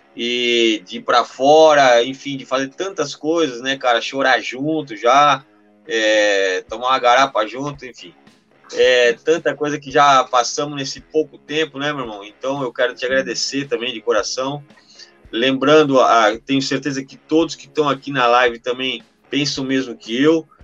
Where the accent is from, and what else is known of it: Brazil